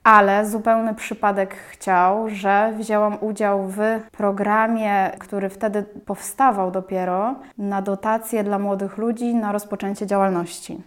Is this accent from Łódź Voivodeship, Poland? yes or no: yes; Łódź, Łódź Voivodeship, Poland; jestem z Łodzi